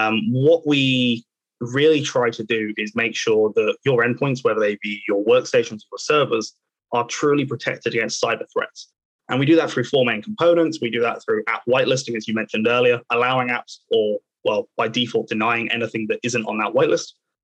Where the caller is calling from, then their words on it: Reading, South East England, United Kingdom; So I am joining from Reading today. So obviously just out to the west of London.